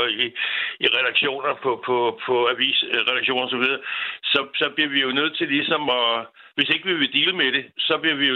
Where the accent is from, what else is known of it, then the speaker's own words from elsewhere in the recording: Denmark; os som danskere